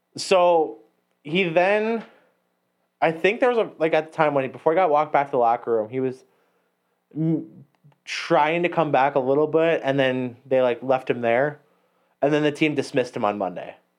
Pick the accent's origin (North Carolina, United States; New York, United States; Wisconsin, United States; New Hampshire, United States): Wisconsin, United States; Gillett; Gillette is my hometown